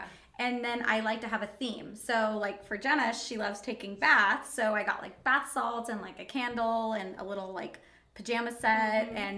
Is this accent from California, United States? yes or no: yes; Anza, California, United States; when we grew up in Anza, like, it's, like, an hour away from, like, any major city, like a Costco or even, like, a Stater Brothers.